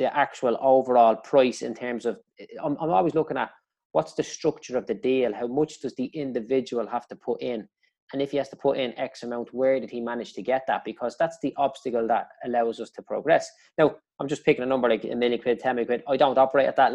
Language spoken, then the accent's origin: English; Dublin, Leinster, Ireland; I grew up in Clondalkin